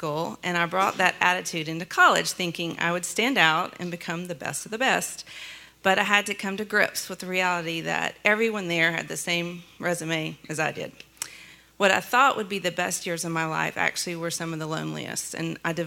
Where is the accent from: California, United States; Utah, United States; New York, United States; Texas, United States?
Texas, United States; Beaumont; I was born in Beaumont, Texas in 1970, and I grew up in East Texas